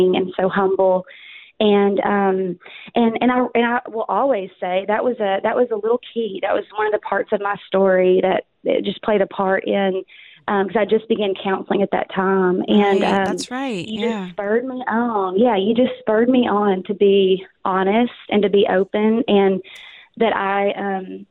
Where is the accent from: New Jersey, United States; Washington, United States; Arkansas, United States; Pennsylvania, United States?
Arkansas, United States; accent: Southern; moved away as an adult; now in Dallas, United States; I'm from Arkansas, born and raised, moved to Texas 13 years ago